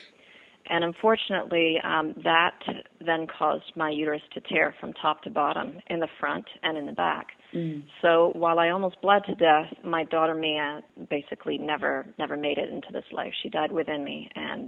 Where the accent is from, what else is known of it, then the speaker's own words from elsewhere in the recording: Nassau, New Providence, Bahamas; also born or lived in England; I'm from Nassau, Bahamas. I grew up here.